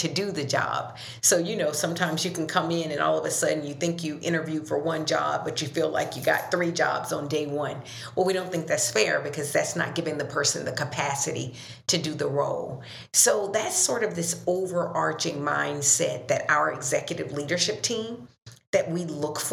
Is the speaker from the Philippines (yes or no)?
no; Dothan, Alabama, United States; moved away as an adult; also born or lived in Minneapolis; I'm originally from the South, Dothan, Alabama, so a Southern girl